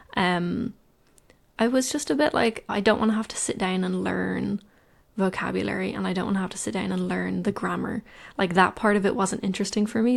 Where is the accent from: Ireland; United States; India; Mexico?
Ireland; I'm from Ireland